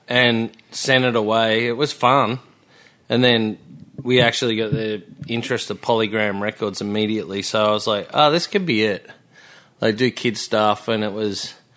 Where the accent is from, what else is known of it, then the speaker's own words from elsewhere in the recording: Melbourne, Victoria, Australia; moved away as an adult; also born or lived in Byron Bay / Sydney; I was born in Melbourne